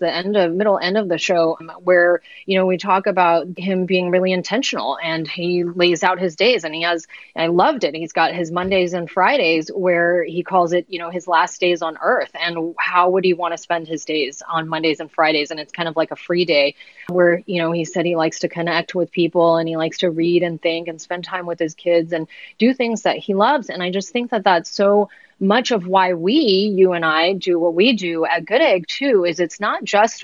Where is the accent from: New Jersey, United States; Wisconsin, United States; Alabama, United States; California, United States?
California, United States; San Francisco Bay Area; I grew up here in San Francisco, or not San Francisco proper, but in the Bay Area